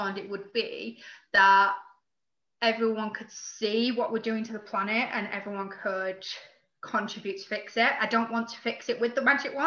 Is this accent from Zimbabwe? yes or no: no; Manchester, North West England, United Kingdom; accent: very northern, very broad; now in Midlands, United Kingdom; I'm from Manchester originally, hence the very northern, very broad accent.